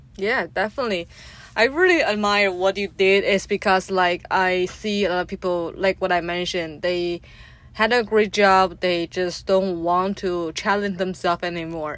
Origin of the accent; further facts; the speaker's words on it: China; growing up in China as a in a traditional family home